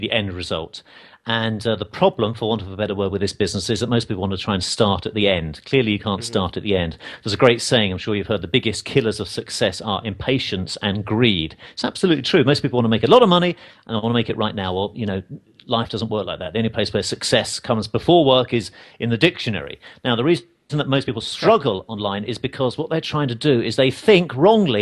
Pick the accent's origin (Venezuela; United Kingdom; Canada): United Kingdom; England; now in United States; I'm an English guy. I live in America.